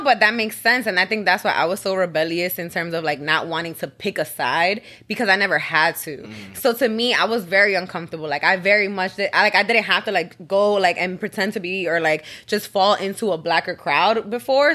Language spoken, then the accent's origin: English; New York City, New York, United States; I'm originally from the Bronx, New York, right by Yankee Stadium. So that's what we rep.